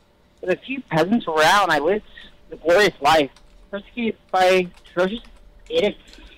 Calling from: the West, United States; I'm calling from the Western States.

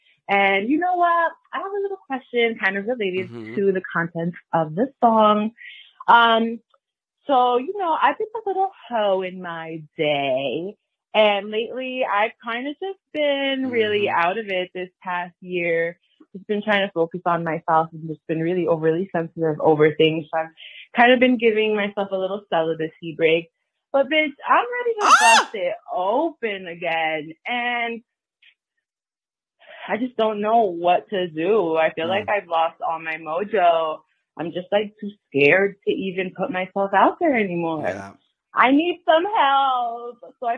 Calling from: New Jersey, United States; Jersey. I'm calling from Jersey.

